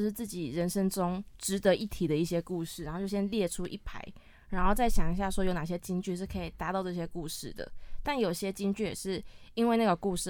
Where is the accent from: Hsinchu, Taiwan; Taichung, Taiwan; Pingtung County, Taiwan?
Hsinchu, Taiwan; 因为我我是新竹人，